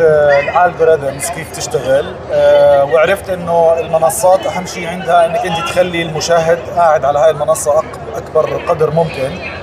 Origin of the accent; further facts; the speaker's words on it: Jordan; also born or lived in United States; لما رجعت على الاردن انا من الاردن اصلا